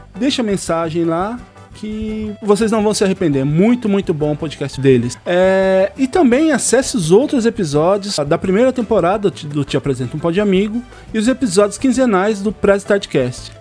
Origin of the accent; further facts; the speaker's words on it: Jacareí, São Paulo, Brazil; moved away; eu também sou de Jacareí.